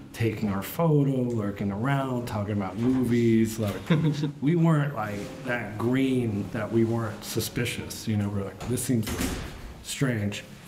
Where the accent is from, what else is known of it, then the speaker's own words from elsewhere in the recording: New Jersey, United States; I grew up in Jersey